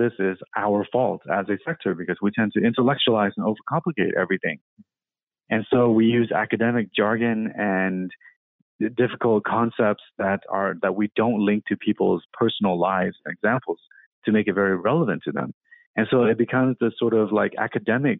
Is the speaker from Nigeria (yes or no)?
no; Vietnam; now in Seattle, United States; I was born in Vietnam.